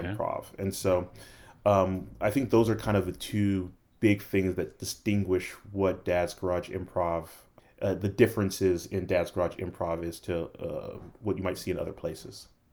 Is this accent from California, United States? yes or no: yes; Los Angeles, California, United States; moved away; also born or lived in Tulsa, Oklahoma / Atlanta; I was born and raised in Los Angeles, then moved to Tulsa for two years and then came to Atlanta